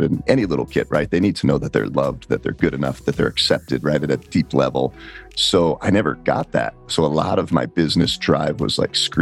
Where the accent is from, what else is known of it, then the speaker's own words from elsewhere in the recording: Colorado, United States; also born or lived in New Jersey; we moved from New Jersey to Colorado when I was 10